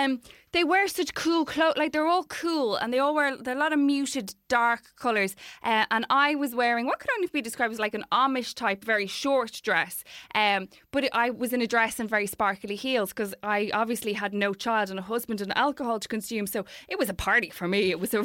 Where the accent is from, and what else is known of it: Ireland